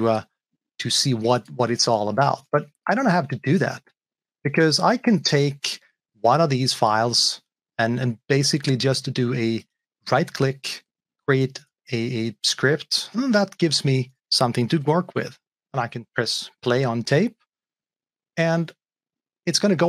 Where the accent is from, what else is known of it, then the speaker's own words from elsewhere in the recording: Sweden; I am from Sweden